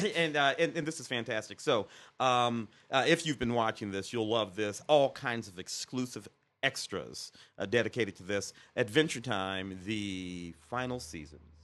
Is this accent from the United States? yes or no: yes; Midwest, United States; I grew up in the Midwest